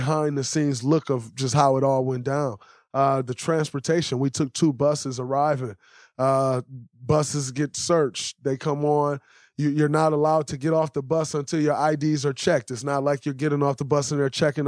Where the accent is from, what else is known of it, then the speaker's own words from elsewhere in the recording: United States; As an American